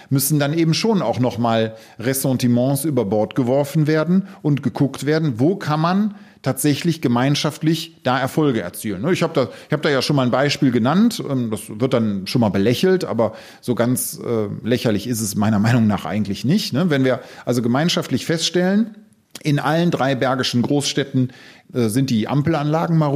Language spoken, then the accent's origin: German; Solingen, North Rhine-Westphalia, Germany; hey, ich komme aus Solingen, ich komme aus der Klingenstadt, dann ist das etwas.